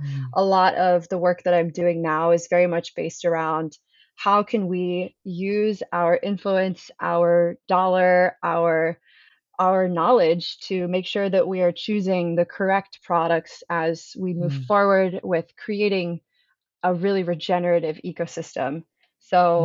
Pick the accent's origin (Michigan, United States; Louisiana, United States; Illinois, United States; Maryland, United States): Maryland, United States; now in California, United States; So I come from the East Coast. I'm from Maryland originally, and I did not grow up surfing. However, I moved to California